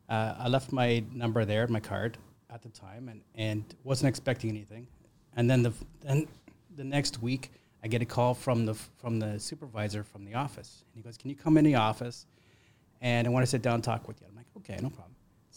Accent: British Columbia, Canada; now in Ontario, Canada; So I grew up in Northern BC, and my dad was in construction.

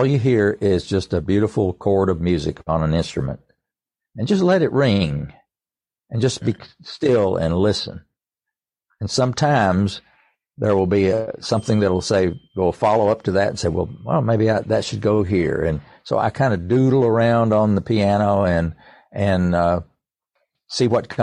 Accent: East Tennessee, United States; I grew up around music all my life. I was born in East Tennessee and into a musical family.

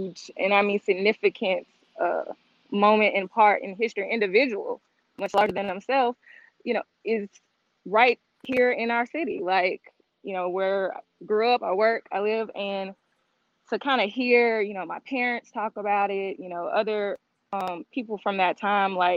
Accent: Jackson, Mississippi, United States; we are from Jackson, Mississippi

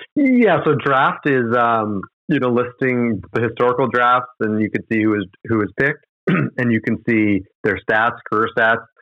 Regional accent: Edmonton, Alberta, Canada; growing up in Edmonton, I was a big fan of the Pipeline Show

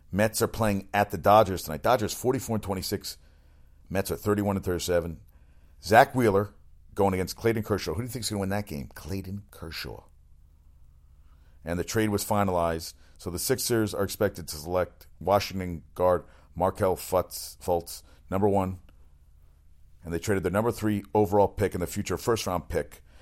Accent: South Africa; I'm from South Africa, you know.

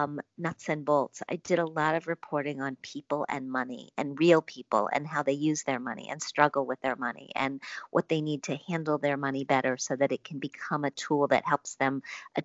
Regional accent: Wisconsin, United States; I grew up in Wisconsin.

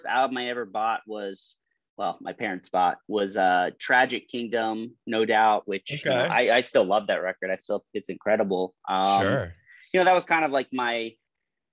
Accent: Miami, Florida, United States; also born or lived in Chicago, United States; now in Orlando, United States; I was born in Miami. I lived in South Florida pretty much all my life

